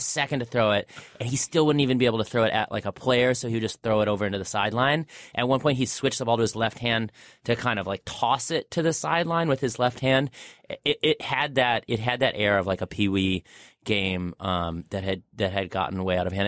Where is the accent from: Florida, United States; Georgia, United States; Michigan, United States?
Michigan, United States; I grew up in Michigan